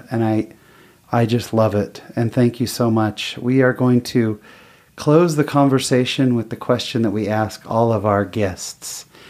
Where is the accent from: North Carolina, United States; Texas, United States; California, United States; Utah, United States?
Utah, United States; And I'm there from Utah where it's 20 degrees and just laughing because I'm in a short sleeve t-shirt and shorts.